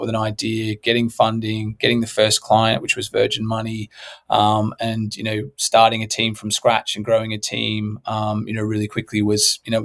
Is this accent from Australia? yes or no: yes; Australia; I'm from Australia